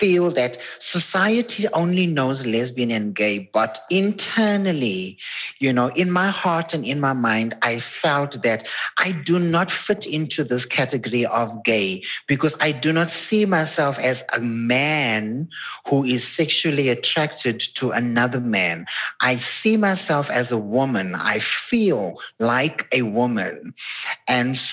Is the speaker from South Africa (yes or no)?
yes; Durban, KwaZulu-Natal, South Africa; Growing up in a, you know, black community, was a colored community where I grew up in Durban